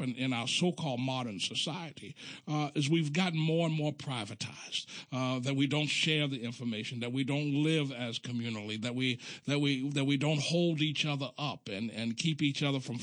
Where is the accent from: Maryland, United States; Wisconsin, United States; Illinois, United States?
Maryland, United States; Baltimore; I'm from Baltimore, even though we on my block, there was always a communal aspect